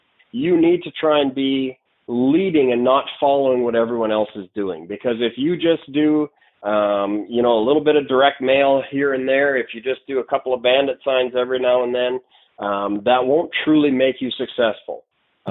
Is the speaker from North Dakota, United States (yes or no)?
yes; North Dakota, United States; I'm from North Dakota, where okay. We're about as conservative as it gets